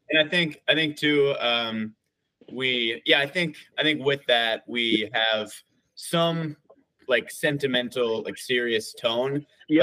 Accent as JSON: {"language": "English", "region": "Wisconsin", "country": "United States", "moved": "yes", "lives_now": "Minneapolis, United States", "said": "we're actually all from Wisconsin, just like oh different oh parts of Wisconsin."}